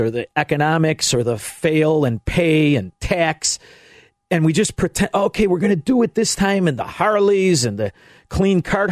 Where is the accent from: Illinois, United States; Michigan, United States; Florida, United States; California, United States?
Illinois, United States; Melrose Park; now in Elmwood Park, United States; I grew up in Melrose Park. I live in Elmwood Park